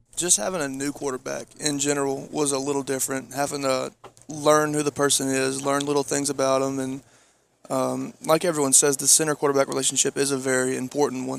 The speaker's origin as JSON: {"language": "English", "region": "Georgia", "country": "United States", "said": "I'm from Georgia"}